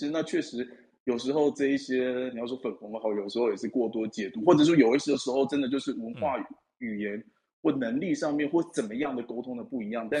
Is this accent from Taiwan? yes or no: yes; Taiwan; 哦，I'm from Taiwan。